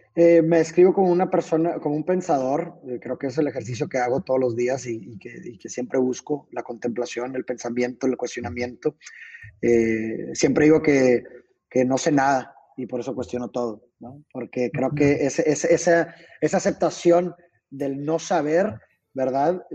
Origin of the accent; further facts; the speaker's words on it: Mexico; yo soy de México